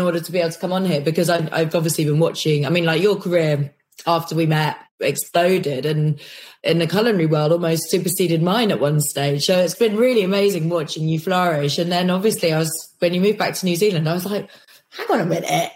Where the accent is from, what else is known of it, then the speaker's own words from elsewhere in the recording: London, United Kingdom; also born or lived in Kirkcudbright, Scotland; I was born in London for literally about 10 days and then whisked up to Scotland to a place called Dumfries, a place called Kirkcudbright, which is in like the borders of Scotland